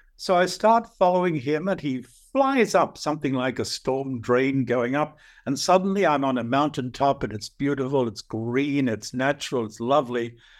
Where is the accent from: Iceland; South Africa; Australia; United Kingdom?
Australia; I'm an Aussie.